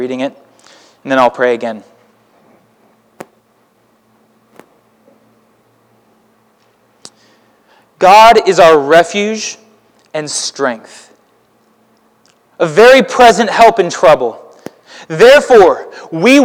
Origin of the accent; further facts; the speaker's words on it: Houston, Texas, United States; now in Alton, United States; We in Houston